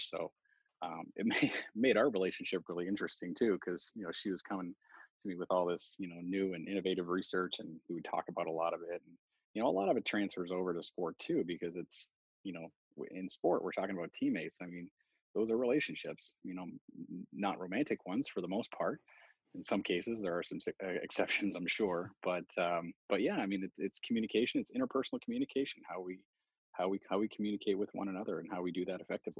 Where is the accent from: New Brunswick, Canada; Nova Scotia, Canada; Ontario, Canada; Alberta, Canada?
Nova Scotia, Canada; Halifax; a lot of people don't realize that I'm French Canadian. But I mean, I grew up in Halifax.